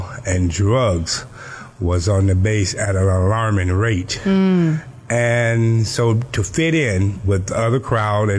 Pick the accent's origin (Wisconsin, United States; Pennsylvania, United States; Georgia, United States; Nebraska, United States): Georgia, United States; Cairo; now in Miami, United States; I was born in Cairo, Georgia, a little small place in Georgia, not too far from Tallahassee. And I was raised by my grandmother for the most part, living in Georgia